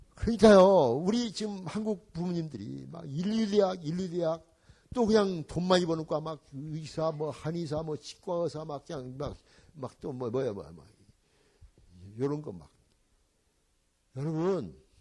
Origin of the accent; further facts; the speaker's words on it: Jeonju, North Jeolla, South Korea; moved away as an adult; also born or lived in Gwangju; now in United States; 우리 집 전주인데